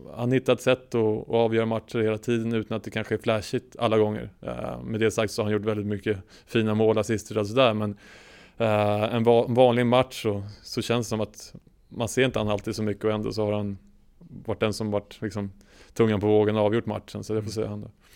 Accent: Sweden; som svensk

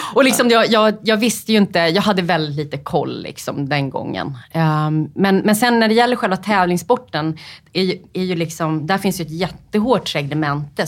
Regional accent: Upplands Väsby, Stockholm County, Sweden; Jag är uppvuxen i Upplands Väsby

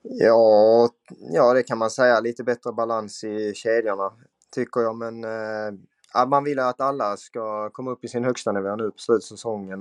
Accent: Skåne, Sweden; moved away as an adult; now in Umeå, Sweden; Jag är 27 år från Skåne som eh, numera spelar i Björklöven

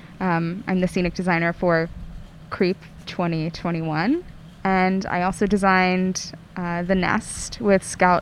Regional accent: Atlanta, Georgia, United States; I'm from Atlanta, but I travel a lot for work, like here often.

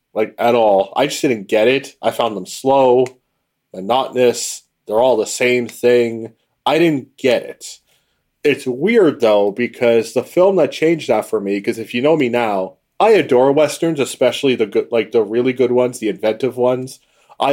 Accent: South Africa; I'm South African, so there's a huge connection there.

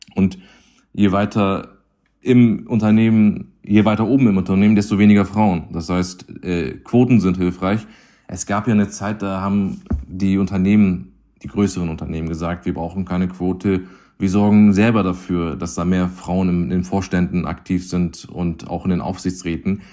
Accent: Hamburg, Germany; bin in Hamburg geboren

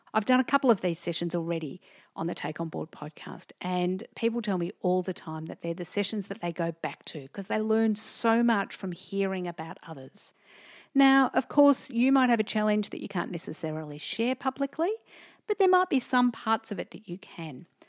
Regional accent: Diamond Creek, Victoria, Australia; also born or lived in Melbourne / Thornbury; I grew up in Diamond Creek.

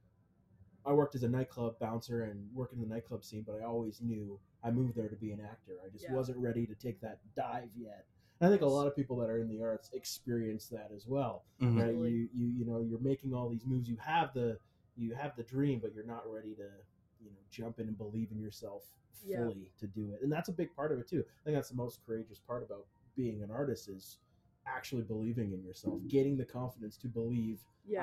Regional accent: Newfoundland and Labrador, Canada; moved away; I'm from Newfoundland originally

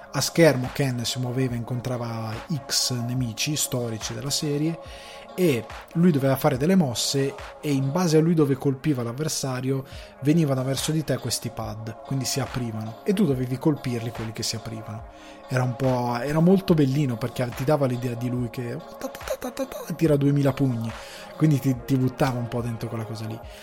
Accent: countryside around Crema, Lombardy, Italy; io vivevo in, ehm, in un paesino della campagna cremasca

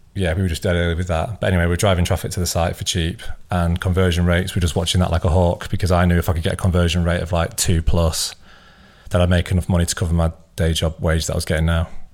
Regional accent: Scunthorpe, Yorkshire and the Humber, United Kingdom; moved away as an adult; also born or lived in Leeds; I was from Scunthorpe originally, which is about an hour away

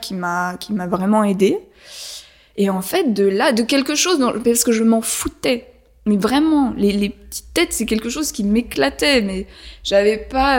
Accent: Paris, Île-de-France, France; moved away; J'ai grandi à Paris, mais après on est parti dans la forêt

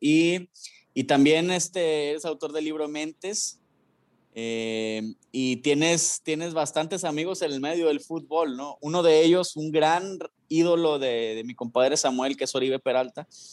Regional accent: Mexico; como mexicanos

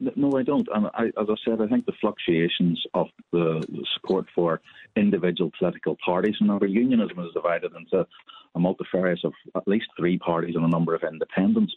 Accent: United Kingdom; I'm British as of right because I have self determined to be British

